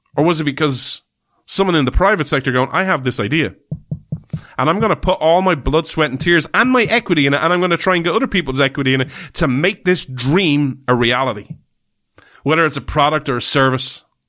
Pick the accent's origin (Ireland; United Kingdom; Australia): Ireland; We're Irish people